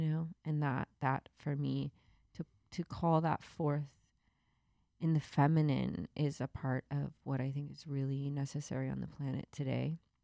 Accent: the Bible Belt, the South, United States; I grew up in the Bible Belt

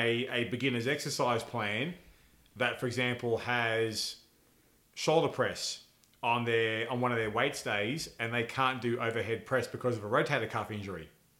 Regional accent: Texas, United States; Oh, yes. I'm from Texas.

